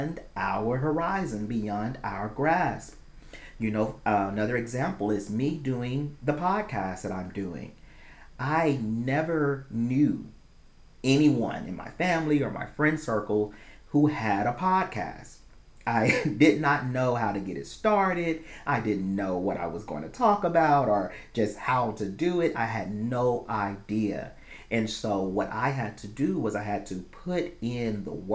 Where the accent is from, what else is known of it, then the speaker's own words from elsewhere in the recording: the South, United States; as African Americans growing up in the South